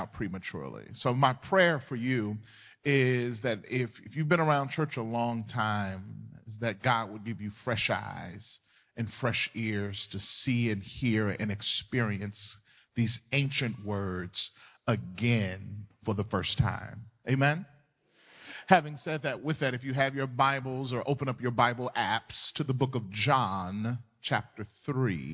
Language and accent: English; Mississippi, United States; moved away as an adult; also born or lived in Southern California; now in California, United States; We grew up, born and bred in Mississippi. Moved to California 11 years ago